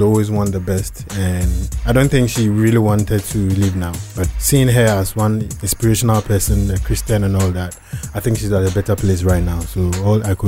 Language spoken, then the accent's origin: English; Takoradi, Western Region, Ghana; also born or lived in Kumasi / Bibiani / Cape Coast; I grew up in Takoradi. I schooled in Takoradi, but I started my education somewhere in Kumasi and then Bibiani